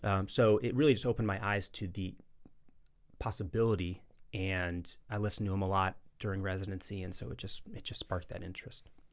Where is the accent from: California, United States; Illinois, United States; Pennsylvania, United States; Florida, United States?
Illinois, United States; Chicago; moved away as an adult; also born or lived in Kansas City / West Virginia; now in Birmingham, United States; I'm originally from Chicago, born and raised